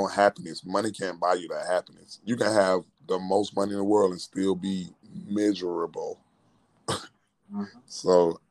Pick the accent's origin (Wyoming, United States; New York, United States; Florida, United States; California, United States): Florida, United States; moved away; he's from my hometown.